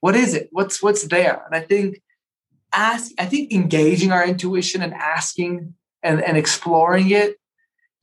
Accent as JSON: {"language": "English", "town": "Toronto", "region": "Ontario", "country": "Canada", "tie": "born or raised there", "also_born_or_lived": "Paris / Buenos Aires", "moved": "yes", "lives_now": "Colorado, United States", "said": "I grew up in Toronto"}